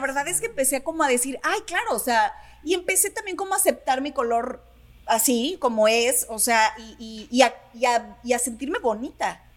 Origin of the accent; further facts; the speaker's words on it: Sinaloa, Mexico; como buena sinaloense